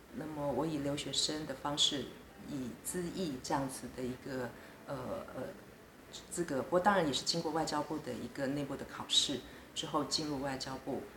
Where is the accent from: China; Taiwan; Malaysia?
Taiwan; moved away as an adult; now in Portugal; 我们台湾人